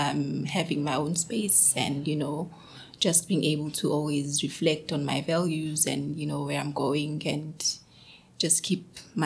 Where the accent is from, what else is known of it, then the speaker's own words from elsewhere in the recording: Edendale, KwaZulu-Natal, South Africa; So I grew up in the township. {S2} Right. {S3} I'm from Edendale, Esmero.